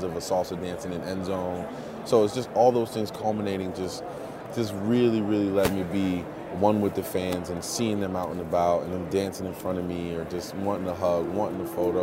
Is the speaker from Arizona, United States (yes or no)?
no; Paterson, New Jersey, United States; growing up in Jersey and growing up fast.